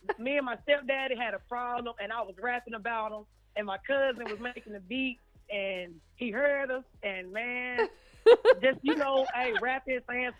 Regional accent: Birmingham, Alabama, United States; now in Decatur, United States; I'm in Decatur, but I'm from Birmingham, 205.

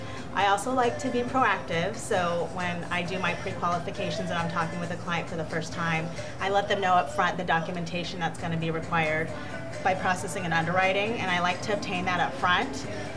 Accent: California, United States; California. Southern California. I mean, it could get hot there too, but.

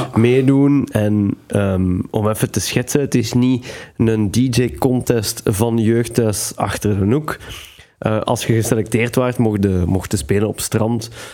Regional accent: Belgium; als Belg

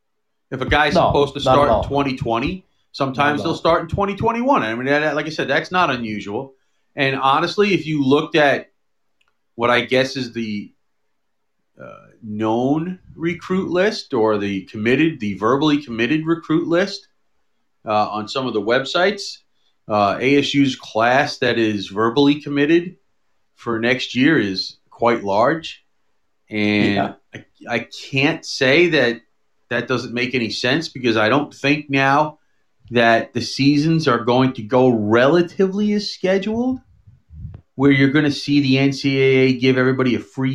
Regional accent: Dallas, Texas, United States; I'm from Dallas, or the Dallas area.

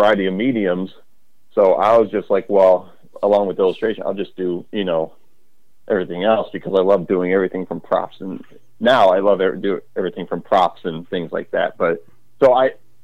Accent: Crete, Illinois, United States; When I was a kid, I grew up in Crete, Illinois, and I still live here

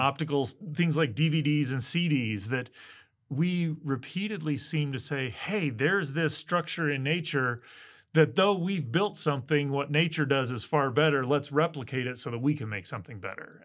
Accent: Midwest, United States; I grew up in the Midwest

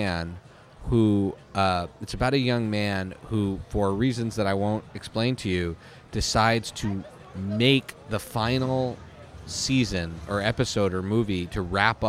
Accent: Northeast, United States; I'm a Jew from the Northeast

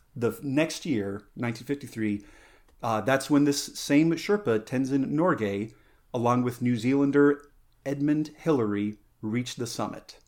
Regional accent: San Luis Valley, Colorado, United States; moved away; growing up, uh, in the San Luis Valley, growing up in Colorado

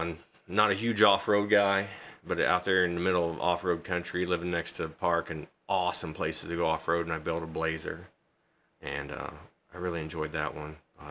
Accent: Marshall, United States; moved away; I'm from Marshall.

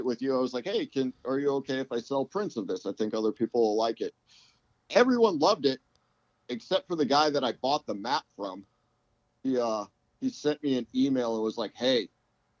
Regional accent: Papillion, Nebraska, United States; also born or lived in Omaha, Nebraska; I grew up in a city called Papillion

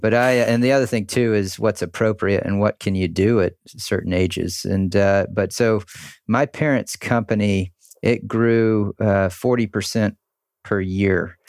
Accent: Charleston, South Carolina, United States; I grew up in Charleston, South Carolina. Uh, we moved to, to Charleston when I was four years old.

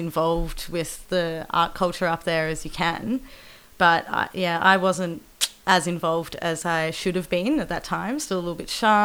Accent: Torquay, Victoria, Australia; now in Geelong, Australia; I grew up in Torquay

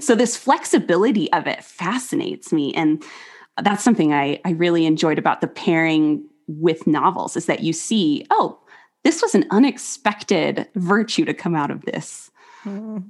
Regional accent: United States; just being an American

